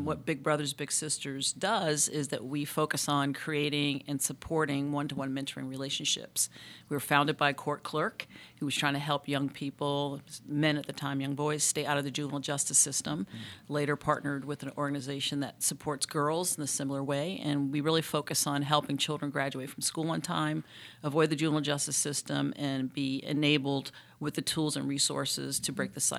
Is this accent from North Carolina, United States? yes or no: yes; Charlotte, North Carolina, United States; born there; I was born in Charlotte, and so when my dad passed, I happened to come back this way to look in and take care of my mom.